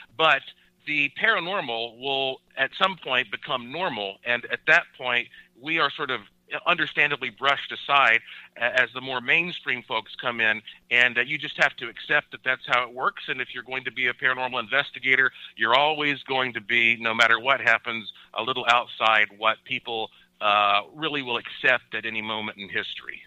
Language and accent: English; Asheville, North Carolina, United States; I was born and raised in Asheville, North Carolina, the heart of the oldest mountains in North America.